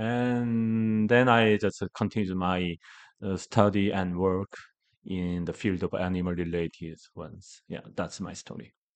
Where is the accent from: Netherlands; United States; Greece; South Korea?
South Korea; Gangwon; English is a second language; I'm from the Gangwon province, that is eastern part of Korea. That is really rural part